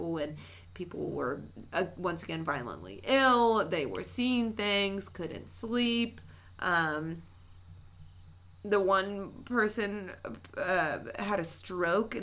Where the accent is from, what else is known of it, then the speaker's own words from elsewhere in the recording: West Virginia, United States; we're from West Virginia